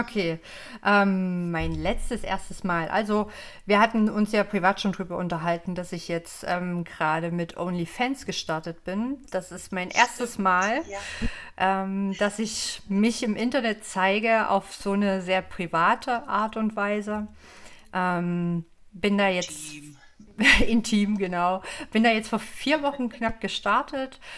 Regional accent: Leipzig, Saxony, Germany; ich komme aus Leipzig, bin 36 Jahre alt

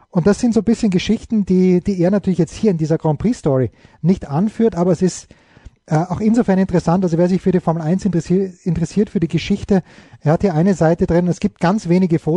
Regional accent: Austria; als Österreicher hm, ist man natürlich sozialisiert worden, wenn man als junger Österreicher in den 70er Jahren noch wirklich jung und beeinflussbar war

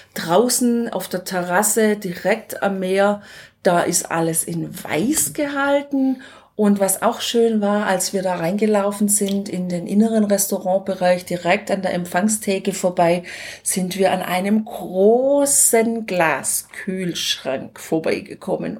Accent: Germany; zu Hause in Deutschland

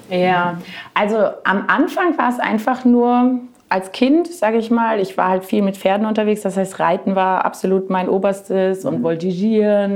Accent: near Marburg, Hesse, Germany; also born or lived in Southern Germany / Frankfurt area; nach Hessen in Richtung Marburg, falls das jemand sagt, aber das kennt man ja vielleicht doch schon eher. Und da habe ich meine Kindheit verbracht

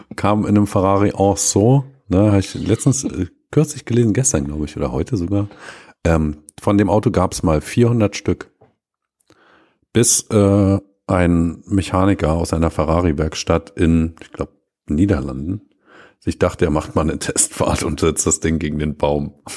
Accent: Germany; wir als Deutsche

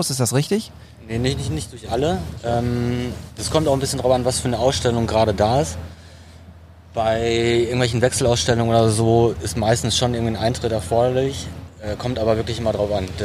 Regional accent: Dortmund, North Rhine-Westphalia, Germany; Dortmunder und für mich ist es halt wirklich so ein, hat, für mich hat das Dortmunder U so einen Leuchtturmcharakter.

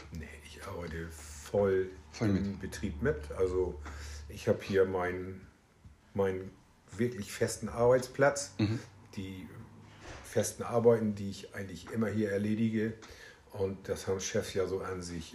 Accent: Meldorf, Schleswig-Holstein, Germany; also born or lived in Augsburg; Also tatsächlich auch in Meldorf geboren

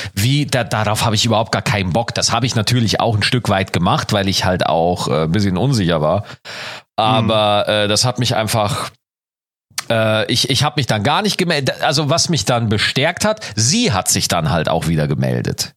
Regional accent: Schwarzach, Bavaria, Germany; born or raised there; moved away

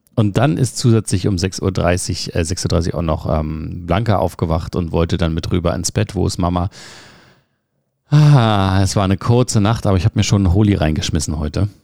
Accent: Berlin, Germany; Wir kommen beide aus Berlin

